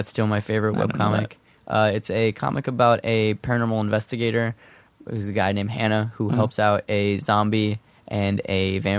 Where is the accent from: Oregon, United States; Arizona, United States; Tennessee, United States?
Arizona, United States; now in Los Angeles, United States; No, I'm from Arizona.